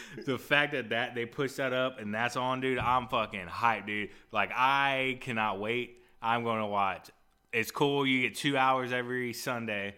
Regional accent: Texas, United States; I'm from Texas

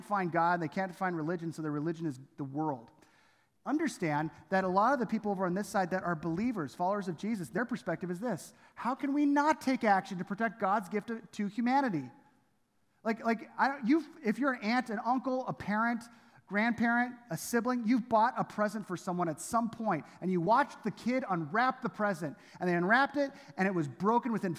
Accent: Southern California, United States; Domingo and I, we grew up in Southern California

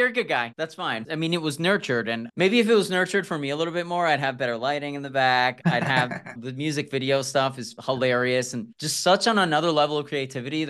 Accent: New York, United States; I'm from New York and I'd go to Chinese restaurants in the Bronx

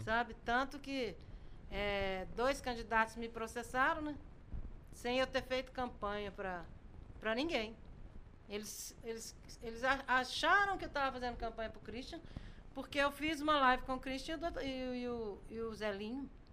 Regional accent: Congonhas, Minas Gerais, Brazil; eu nasci em Casa de Pedra na CSM

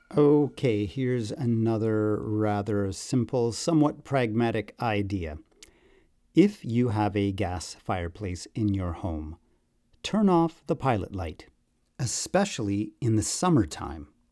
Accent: Newmarket, Ontario, Canada; my hometown of new market

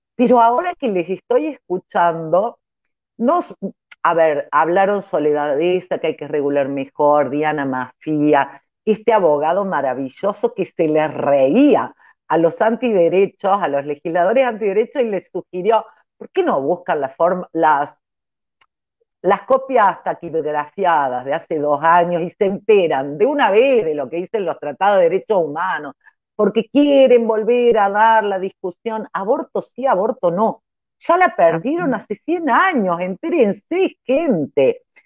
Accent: Córdoba, Argentina; now in Trelew, Argentina; yo soy cordobesa

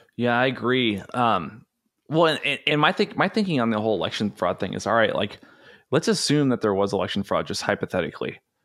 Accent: United States; growing up in the United States in public education

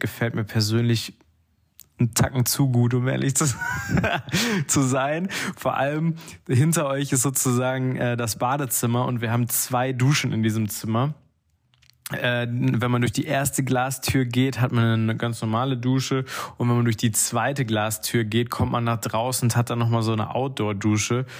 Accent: North Rhine-Westphalia, Germany; Ich als Ostwestfale

